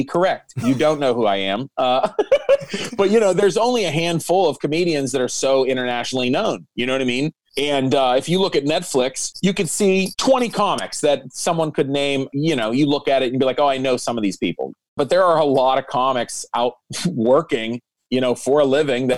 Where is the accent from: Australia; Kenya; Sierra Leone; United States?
United States; Pittsburgh, Pennsylvania; in my hometown